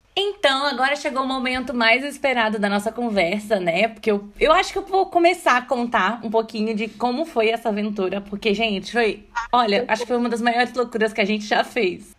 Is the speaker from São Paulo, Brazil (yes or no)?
no; Brasília, Federal District, Brazil; nós três somos de Brasília